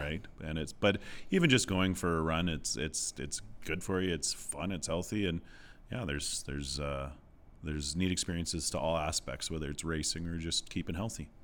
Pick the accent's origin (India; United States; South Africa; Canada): Canada; southwest Saskatchewan; moved away; I grew up, like I said, in southwest Saskatchewan